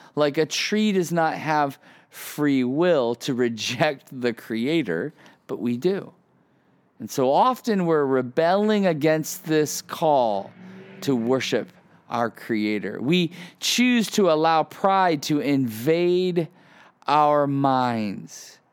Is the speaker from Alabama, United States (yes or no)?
no; Ohio, United States; moved away as an adult; also born or lived in Chicago, Illinois; So I grew up in the Midwest most of my life. Grew up in Ohio, and then moved to moved to Chicago um, for college.